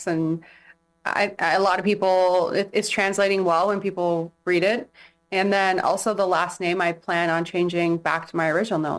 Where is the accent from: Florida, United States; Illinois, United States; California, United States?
California, United States; San Diego; also born or lived in England / Imperial Beach / Chula Vista; now in Hawaii, United States; I am from San Diego.